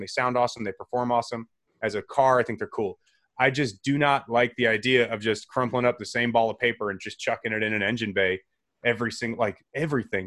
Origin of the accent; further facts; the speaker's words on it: Chicago, Illinois, United States; growing up in the Chicagoland area.